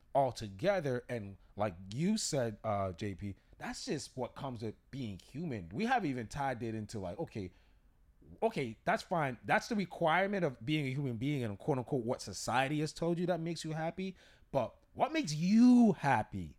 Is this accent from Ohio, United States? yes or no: no; Massachusetts, United States; we're from Massachusetts, we're from New England